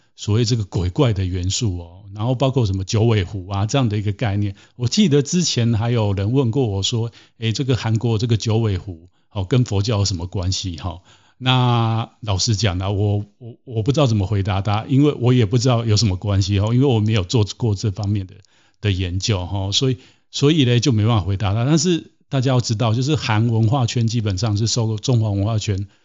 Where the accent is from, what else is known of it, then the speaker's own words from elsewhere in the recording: Taiwan; 像我自己在台湾出生，在台湾长大